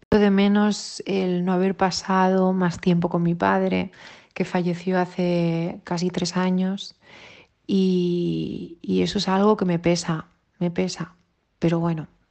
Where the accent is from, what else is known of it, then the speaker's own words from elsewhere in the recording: Sant Antoni de Portmany, Balearic Islands, Spain; moved away as an adult; now in Sant Cugat del Vallès, Spain; mis primeros 18 años los he pasado en Ibiza, en San Antonio